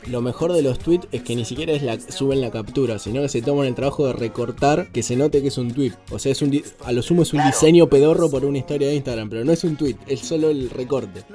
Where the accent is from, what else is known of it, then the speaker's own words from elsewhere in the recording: Argentina; nos tenemos que hacer respetar como argentinos